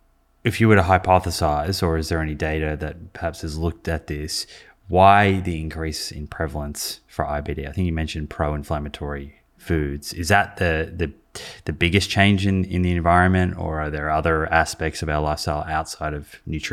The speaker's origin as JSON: {"language": "English", "town": "Melbourne", "region": "Victoria", "country": "Australia", "tie": "born or raised there", "said": "My hometown."}